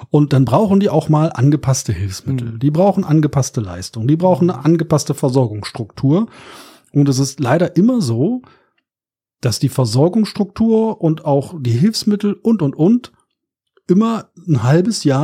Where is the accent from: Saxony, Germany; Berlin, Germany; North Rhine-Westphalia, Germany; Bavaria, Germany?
Berlin, Germany; Ich komme aus Berlin, ne? Aus Neukölln